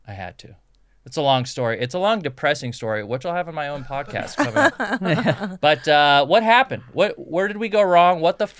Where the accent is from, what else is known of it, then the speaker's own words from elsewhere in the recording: Southern California, United States; moved away as an adult; I was born overseas, but like I grew up in Southern California and I have so much pride and affinity for Southern California